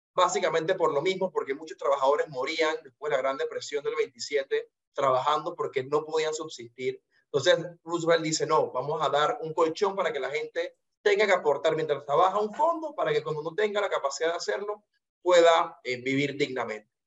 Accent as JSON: {"language": "Spanish", "country": "Panama", "said": "como panameño de a pie"}